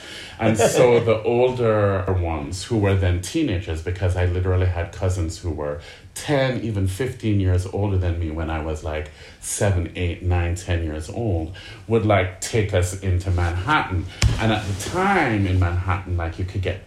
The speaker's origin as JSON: {"language": "English", "town": "Kingston", "country": "Jamaica", "said": "I am from Kingston, Jamaica"}